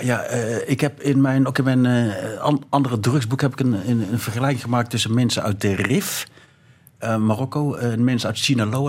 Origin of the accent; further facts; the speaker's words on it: North Brabant, Netherlands; moved away as an adult; now in Belgium; ik kom uit Brabant